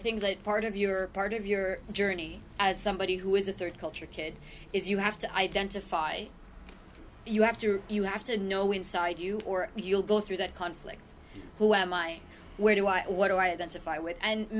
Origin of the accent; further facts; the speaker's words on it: Iraq; also born or lived in Jordan / Kuwait; We came from Iraq. We hid out in Jordan for a little while.